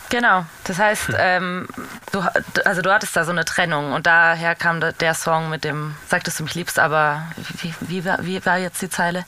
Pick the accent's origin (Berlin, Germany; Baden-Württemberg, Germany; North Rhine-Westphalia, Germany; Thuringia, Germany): Baden-Württemberg, Germany